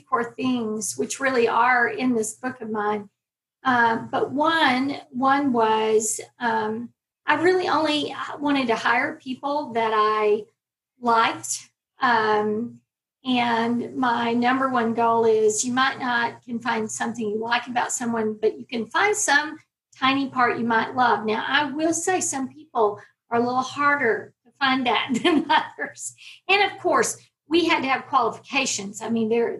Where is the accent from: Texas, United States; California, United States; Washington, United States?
Texas, United States; I'm a Texas girl. I always tell my children that I was born in Texas and I plan to die in Texas